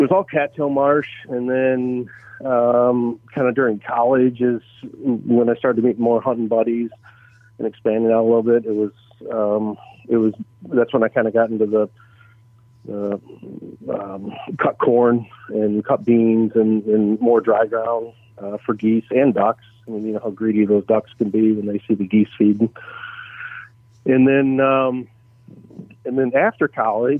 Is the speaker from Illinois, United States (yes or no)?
no; Saginaw, Michigan, United States; I was born and raised in Saginaw, Michigan, kind of right at the bottom of Lake Huron, Saginaw Bay